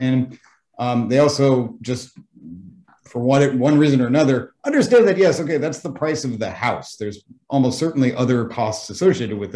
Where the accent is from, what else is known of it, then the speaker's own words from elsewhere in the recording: United States; now in Japan; I'm American